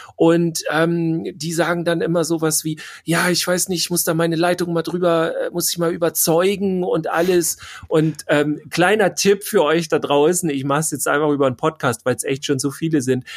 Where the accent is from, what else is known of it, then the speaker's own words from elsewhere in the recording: Schleswig-Holstein, Germany; Wir kommen aus Schleswig-Holstein